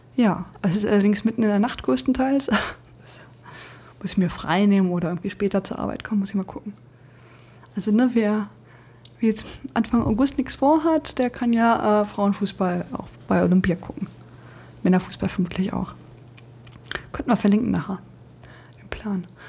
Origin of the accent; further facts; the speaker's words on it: Braunschweig, Lower Saxony, Germany; Ich komme ja aus Braunschweig